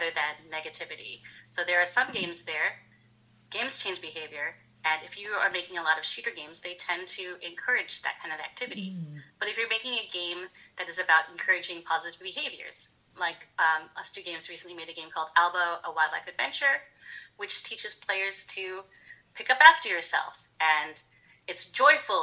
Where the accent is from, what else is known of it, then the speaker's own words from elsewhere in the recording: Georgia, United States; growing up in Georgia in the 80s